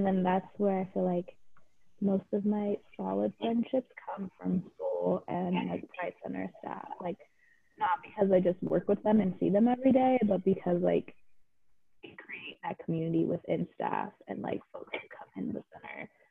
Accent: Central Valley, California, United States; moved away as an adult; now in Corvallis, United States; I'm from a very white part of California. I'm from the Central Valley. And so at our school, it was like a lot of farmers

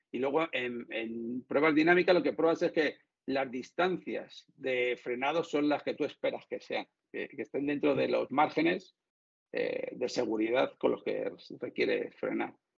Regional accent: Madrid, Community of Madrid, Spain; soy de Madrid

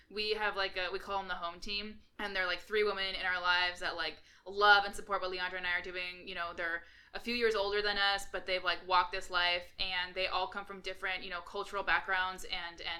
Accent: California, United States; we're from California

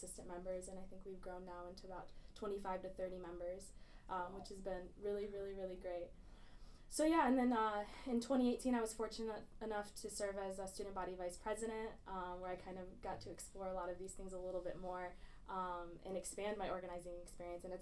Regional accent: Grand Blanc, Michigan, United States; Um, I'm from Grand Blanc

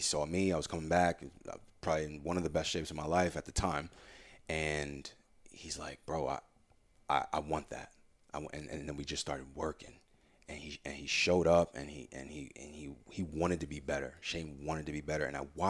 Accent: Warwick, Rhode Island, United States; And him and I grew up together in Warwick and been best friends since like 7th, 8th grade, middle school.

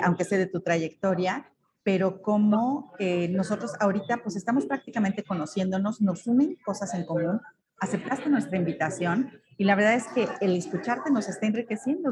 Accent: Mexico

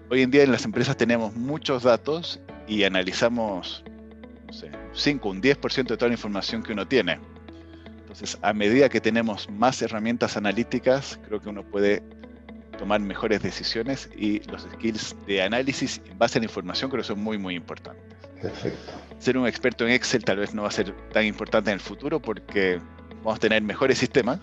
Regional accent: Bolivia; also born or lived in Europe; now in Chile; soy boliviano, estudié en Chile pregrado

